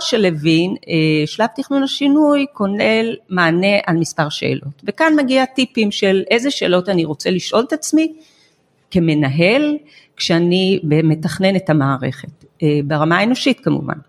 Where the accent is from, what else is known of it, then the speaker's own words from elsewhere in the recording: Israel; אנחנו כישראלים